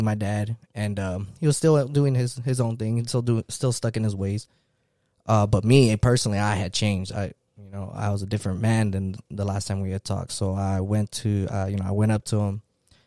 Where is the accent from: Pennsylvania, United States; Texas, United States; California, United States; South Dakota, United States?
California, United States; moved away as an adult; now in Virginia, United States; I'm from California originally and then got stationed in Virginia